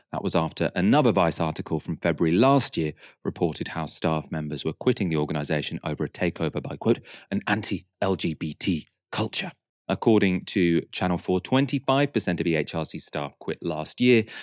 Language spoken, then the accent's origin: English; United Kingdom; which are close to my heart as a British Pakistani woman in public life.